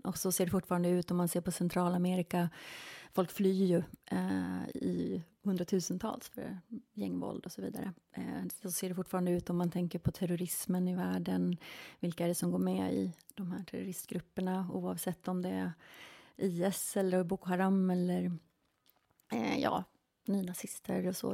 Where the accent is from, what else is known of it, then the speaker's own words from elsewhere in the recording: Tyresö, Stockholm County, Sweden; moved away as an adult; also born or lived in Spain / England / Los Angeles, United States; Jag är uppväxt här i Sverige, i Tyresö